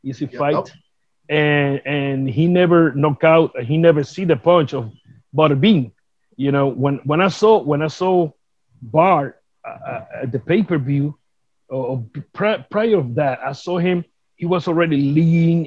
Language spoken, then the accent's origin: English; Vega Alta, Puerto Rico; English is a second language; I was inducted here in Puerto Rico for the my hometown Vega Alta to the Sports Hall of Fame